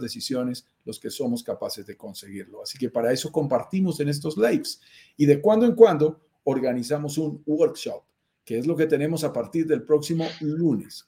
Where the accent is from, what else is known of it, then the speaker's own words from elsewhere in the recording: Colombia; accent: Colombian; also born or lived in Bogotá, Colombia; Yo soy colombiano, lo notarás en mi acento, vivo en Bogotá, Colombia